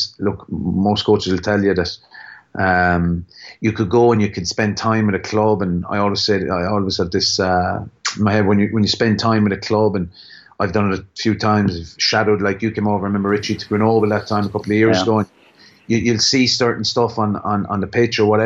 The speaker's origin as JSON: {"language": "English", "town": "Limerick", "region": "Munster", "country": "Ireland", "accent": "Limerick", "said": "my Limerick accent"}